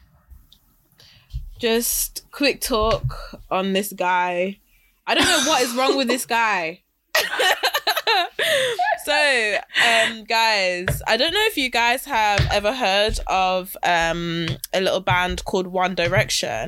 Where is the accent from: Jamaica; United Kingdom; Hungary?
United Kingdom; Wolverhampton, West Midlands; I'm from Wolverhampton